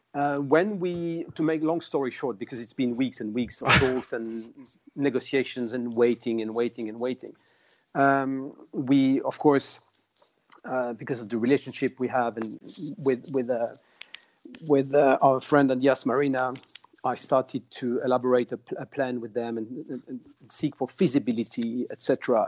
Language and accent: English; Angoulême, Nouvelle-Aquitaine, France; I'm in Angoulême, uh, which is my hometown, 100 kilometers north Bordeaux